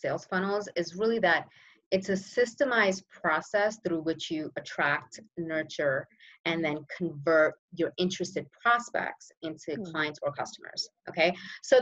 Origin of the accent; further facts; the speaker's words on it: New York City, New York, United States; also born or lived in Brooklyn; now in New Jersey, United States; originally I'm from New York, born in Brooklyn, raised in Queens